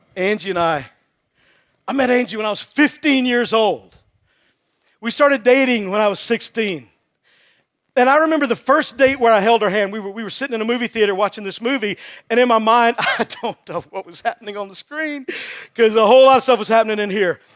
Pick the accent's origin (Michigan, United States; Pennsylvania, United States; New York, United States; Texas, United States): Texas, United States; I'm from Texas.